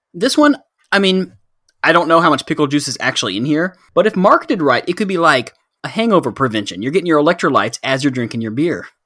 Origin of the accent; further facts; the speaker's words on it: Texas, United States; Coming from a culture that we grew up in here in Texas